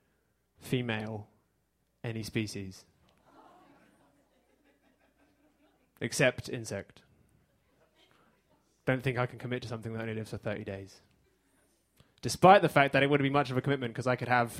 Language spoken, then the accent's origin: English; England, United Kingdom; now in United States; I'm from England.